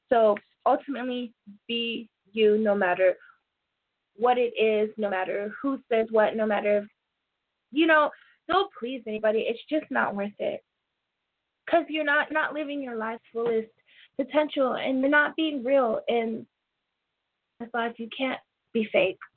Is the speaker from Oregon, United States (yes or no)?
yes; Portland, Oregon, United States; born there; also born or lived in Toronto, Canada / Little Rock, United States; I was born in Portland. My whole family is basically in Portland and I've always lived in Toronto or Arkansas